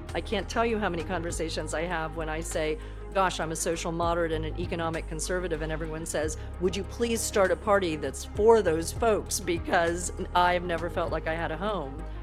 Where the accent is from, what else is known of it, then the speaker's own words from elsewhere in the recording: Daytona Beach, Florida, United States; moved away; also born or lived in Massachusetts; I grew up in Daytona Beach, Florida